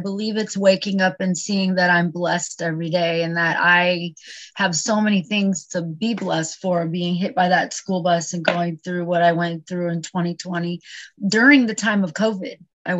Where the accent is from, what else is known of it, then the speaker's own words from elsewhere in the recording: California, United States; I was born and raised in California, But I've lived in like 15 different states, including 3 states overseas. So I was a Navy brat